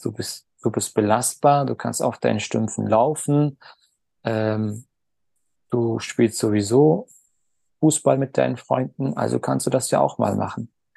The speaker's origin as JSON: {"language": "German", "region": "Berlin", "country": "Germany", "tie": "born or raised there", "said": "Geboren bin ich 1988 in Berlin"}